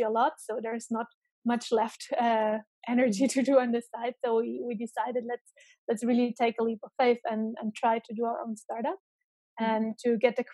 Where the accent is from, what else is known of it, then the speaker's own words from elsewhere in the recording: Germany; moved away as an adult; also born or lived in Romania / Tübingen, Germany / Ireland / Boston, United States; I was born in Romania, then raised in Germany.